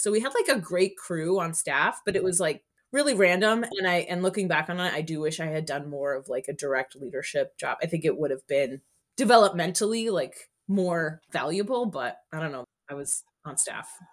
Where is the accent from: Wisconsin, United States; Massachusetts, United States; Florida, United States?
Florida, United States; Miami; moved away as an adult; now in New Haven, United States; I went to middle school and high school in Miami, Florida